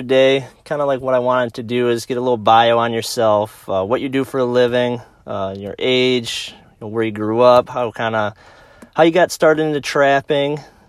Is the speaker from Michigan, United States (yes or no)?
yes; Harbor Beach, Michigan, United States; Him and I went to high school together. We're both from Harbor Beach